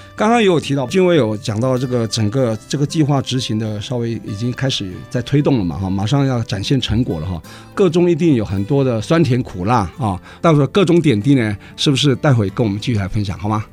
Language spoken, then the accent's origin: Chinese; Taiwan; 像我们台湾人很没自信